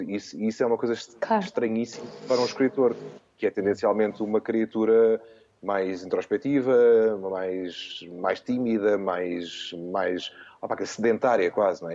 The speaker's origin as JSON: {"language": "Portuguese", "country": "Portugal", "said": "sendo português"}